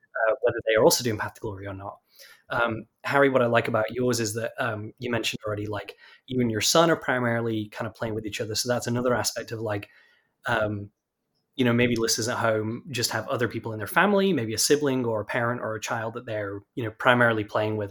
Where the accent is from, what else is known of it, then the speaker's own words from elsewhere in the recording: United Kingdom; now in Texas, United States; I am from the UK